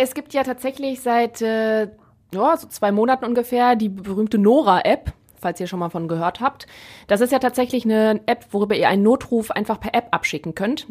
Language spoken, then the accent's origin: German; Neuss, North Rhine-Westphalia, Germany; ich komme ja aus Neues und da gibt's halt auch sehr viel platt